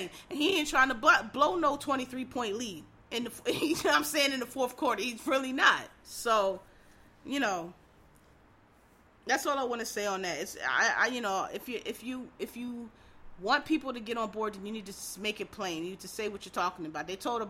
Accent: Philadelphia, Pennsylvania, United States; also born or lived in Harlem, New York; now in New York, United States; I'm black, I'm from Philadelphia

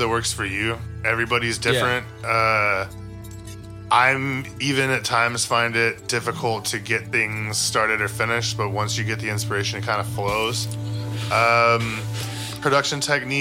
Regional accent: Texas, United States; I'm from Texas

